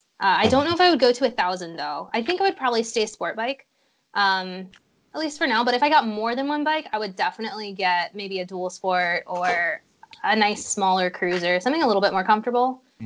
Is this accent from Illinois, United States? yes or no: yes; Illinois, United States; Well, I'm from Illinois, so we don't get a lot of fun riding. It's basically just flat and straight, yeah. Lots of cornfields.